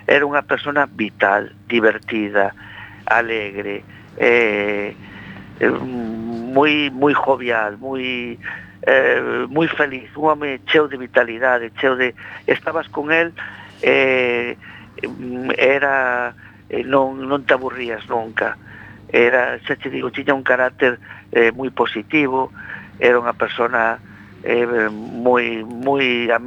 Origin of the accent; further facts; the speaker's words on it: Monforte de Lemos, Galicia, Spain; now in A Coruña, Spain; eu son de Monforte.